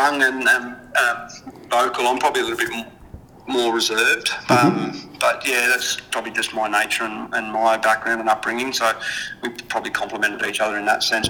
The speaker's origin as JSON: {"language": "English", "area": "Blue Mountains", "region": "New South Wales", "country": "Australia", "tie": "born or raised there", "moved": "as an adult", "lives_now": "Adelaide, Australia", "said": "I grew up in the Blue Mountains in New South Wales"}